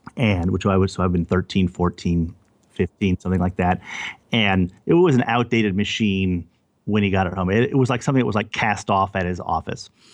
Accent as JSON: {"language": "English", "town": "Overland Park", "region": "Kansas", "country": "United States", "tie": "born or raised there", "also_born_or_lived": "Louisiana / El Paso, Texas", "said": "we moved to Kansas City, over, to Overland Park, Kansas, to the suburbs of Kansas City, which is where I grew up, in the middle of the United States"}